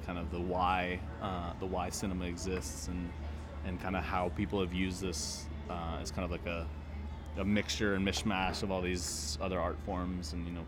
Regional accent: Honduras; I grew up in Honduras, so grew up loving movies, going to movies a lot.

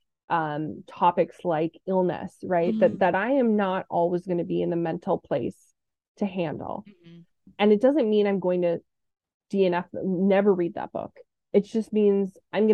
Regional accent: Orange County, California, United States; now in Los Angeles, United States; I was born and raised in Orange County

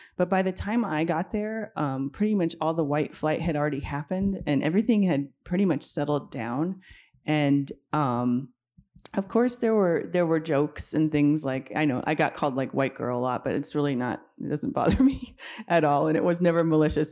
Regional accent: Denver, Colorado, United States; I grew up in Denver during the era of court-ordered busing for racial integration

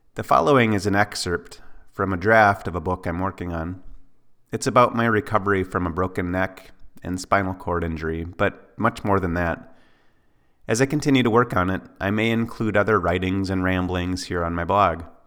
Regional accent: Ely, Minnesota, United States; my hometown of Ely, Minnesota

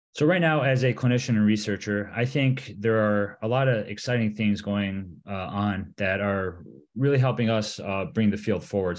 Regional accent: Michigan, United States; also born or lived in Vail, Colorado; I was born and raised in Michigan

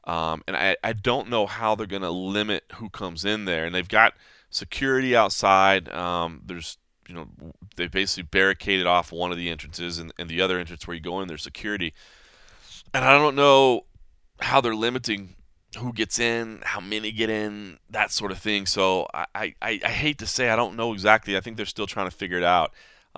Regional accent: Dallas, Texas, United States; my hometown of Dallas

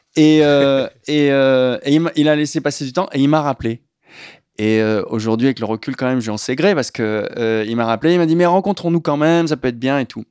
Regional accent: La Rochelle, Nouvelle-Aquitaine, France; moved away; J'ai grandi à La Rochelle

